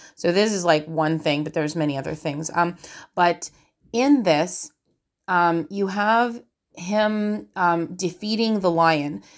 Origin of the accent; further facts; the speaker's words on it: Canada; I'm Canadian